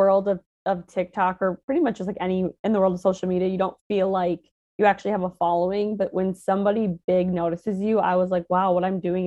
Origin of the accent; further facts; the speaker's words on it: Minnesota, United States; accent: Midwest; moved away as an adult; also born or lived in Fargo, North Dakota; now in New York, United States; born and raised Minnesota, you'll probably hear it in some of the words I say. You'll be like, holy crap, she's very Midwest